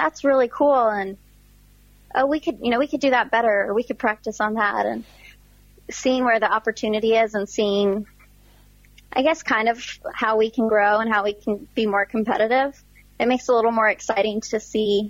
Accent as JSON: {"language": "English", "country": "United States", "said": "being an American"}